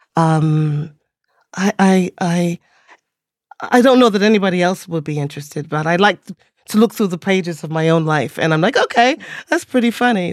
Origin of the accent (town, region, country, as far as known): Teaneck, New Jersey, United States; born or raised there; also born or lived in England